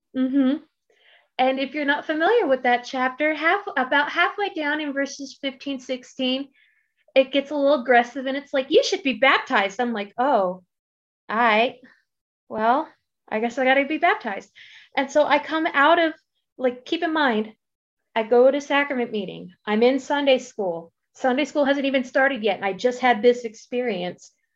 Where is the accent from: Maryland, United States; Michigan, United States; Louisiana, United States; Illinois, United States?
Maryland, United States; now in Boise, United States; I'm originally from the East Coast. I'm from Maryland.